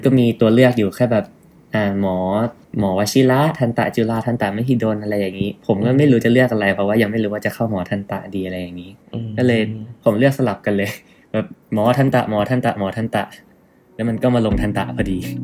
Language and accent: Thai; Bangkok, Thailand; also born or lived in Nakhon Ratchasima / Chonburi; เกิดที่โคราชครับผมแล้วก็ประมาณหนึ่งขวบก็ย้ายมาอยู่ชนบุรี แล้วก็เรียนอนุบาลหนึ่งที่นั่นแล้วก็ค่อยย้ายมากรุงเทพ